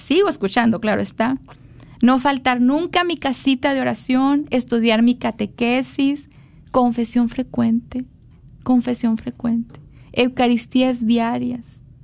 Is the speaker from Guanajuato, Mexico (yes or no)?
no; Monterrey, Nuevo León, Mexico; Yo nací en Monterrey